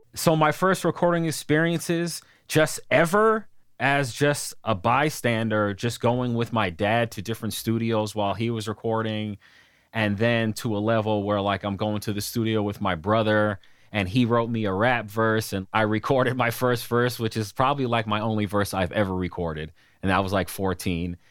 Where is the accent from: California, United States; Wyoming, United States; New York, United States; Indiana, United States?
New York, United States; moved away as an adult; I grew up in New York